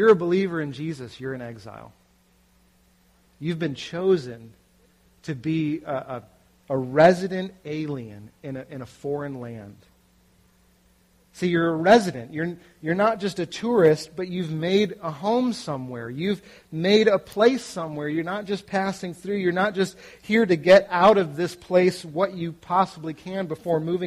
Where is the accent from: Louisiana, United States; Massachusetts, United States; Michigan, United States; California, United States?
Massachusetts, United States; moved away as an adult; also born or lived in Philadelphia; now in New Jersey, United States; I'm from Massachusetts, but I live in New Jersey